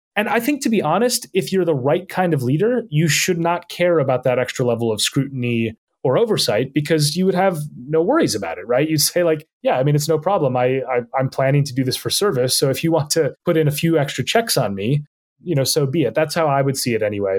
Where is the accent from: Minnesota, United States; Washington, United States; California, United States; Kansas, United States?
Minnesota, United States; moved away as an adult; now in London, United Kingdom; I grew up in, in Minnesota